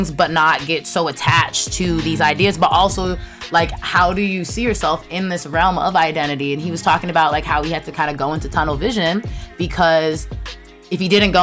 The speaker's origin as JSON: {"language": "English", "town": "Los Angeles", "region": "California", "country": "United States", "tie": "born or raised there", "also_born_or_lived": "Culver City, California", "moved": "yes", "lives_now": "Brooklyn, United States"}